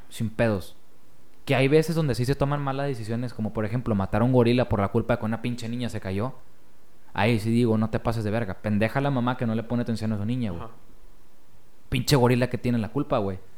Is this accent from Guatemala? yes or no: no; Mexico; somos todos los mexicanos